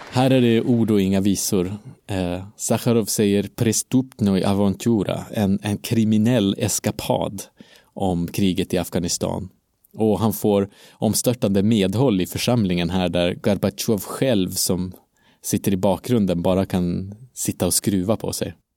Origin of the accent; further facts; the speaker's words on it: Umeå, Västerbotten County, Sweden; Umeå, där jag kommer ifrån